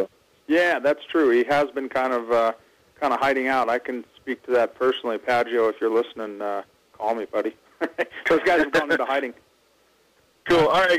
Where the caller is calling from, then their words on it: Seattle, Washington, United States; Seattle, actually.